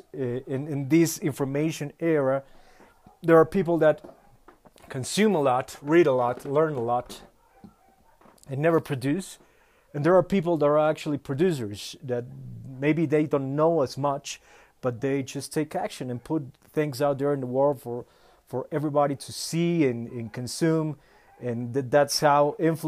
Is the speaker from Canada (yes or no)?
no; Bolivia; English is a second language; I'm from Bolivia.